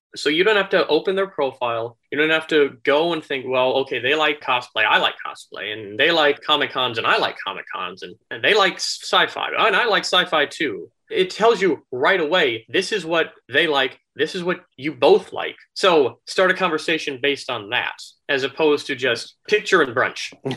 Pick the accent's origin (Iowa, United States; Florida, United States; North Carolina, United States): Florida, United States; moved away as an adult; also born or lived in Minnesota; now in Dallas, United States; I actually moved down to Florida when I was little.